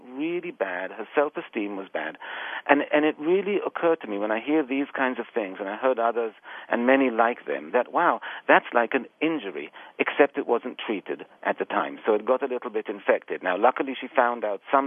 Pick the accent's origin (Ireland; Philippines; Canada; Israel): Israel; moved away as an adult; also born or lived in England; now in New York City, United States; I was born in England, but I was raised actually in Israel, and I've then came to the United States to do my graduate work, and I've been here quite a few years